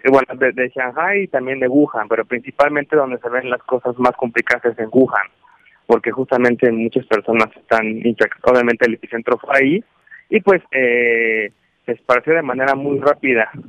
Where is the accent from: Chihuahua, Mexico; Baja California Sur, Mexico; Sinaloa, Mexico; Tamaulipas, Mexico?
Sinaloa, Mexico; Mazatlán; Mazatlán, Sinaloa.